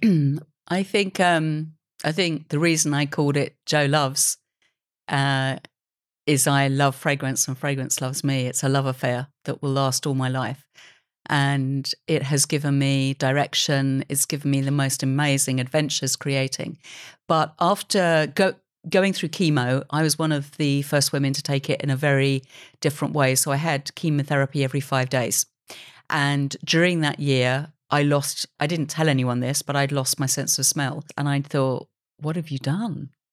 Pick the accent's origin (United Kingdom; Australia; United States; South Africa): United Kingdom; I love being a British creator.